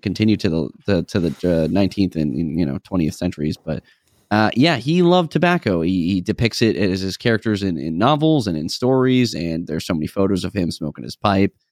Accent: New England, United States; moved away; us growing up in New Englandish area

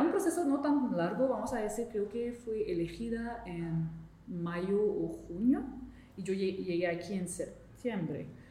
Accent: Montreal, Quebec, Canada; Spanish is a second language; yo vengo de la provincia de Quebec, la parte francófona de Canadá, y vengo de la ciudad de Montreal

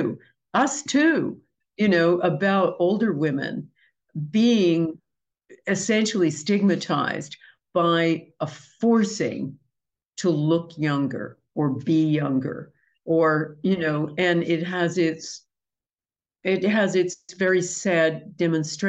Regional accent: United States; I'm American

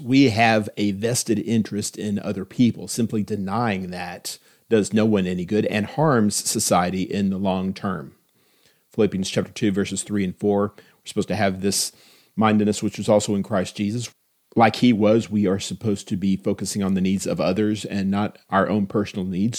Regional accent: Austin, Texas, United States; When I was growing up in Austin, Texas, in the nineteen seventies

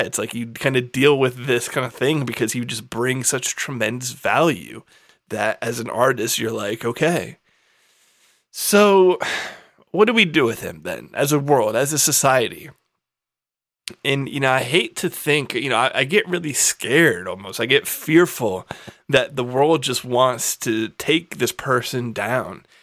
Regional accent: United States; in this country as an American

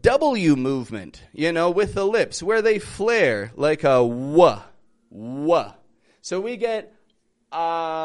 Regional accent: Toronto, Ontario, Canada; moved away as an adult; now in Mexico; I'm from Toronto. I live in Mexico at the moment

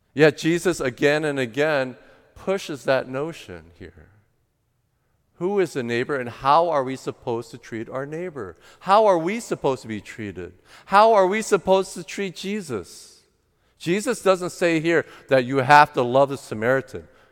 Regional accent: United States; my parents are first generation that immigrated to the U S, and I was the first generation born in the United States.

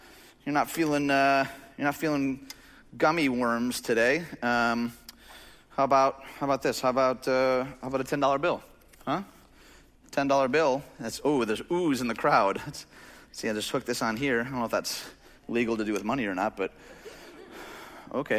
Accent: Chicagoland, Illinois, United States; we grew up in Chicagoland

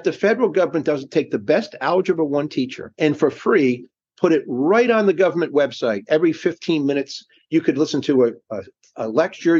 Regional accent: Rhode Island, United States; I'm from Rhode Island

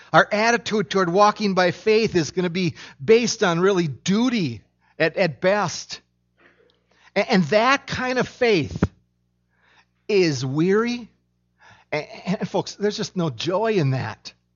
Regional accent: Minnesota, United States; I was born in Minnesota

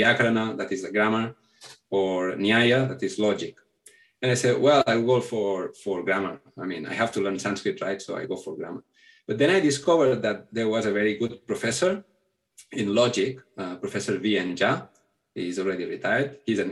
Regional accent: a small town near Barcelona, Catalonia, Spain; first language Catalan; English is a second language; also born or lived in India; I'm from Barcelona, from a small town near Barcelona.

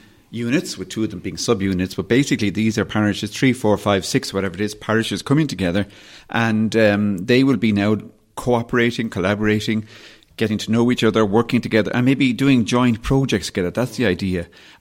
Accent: Dublin, Leinster, Ireland; also born or lived in West Kerry; example from West Kerry, where my parents are from, and where I suppose in many ways grew up, partly as I grew up in Dublin, but we spent a lot of time in West Kerry.

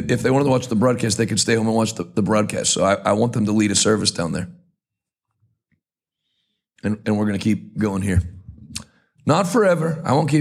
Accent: Washington, Pennsylvania, United States; I grew up in Washington, Pennsylvania

